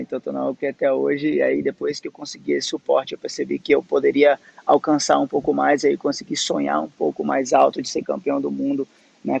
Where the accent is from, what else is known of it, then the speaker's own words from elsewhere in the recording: Northeast Region, Brazil; desde criança eu nasci no Nordeste